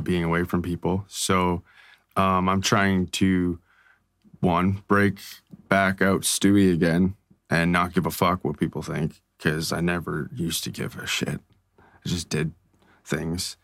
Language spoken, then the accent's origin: English; Strathroy, Ontario, Canada; now in London, Canada; this small town 'cause I come from Strathroy.